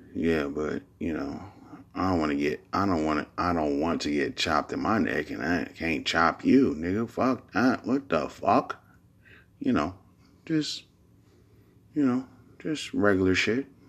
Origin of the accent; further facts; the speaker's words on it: Bay Area, California, United States; I'm from the Bay Area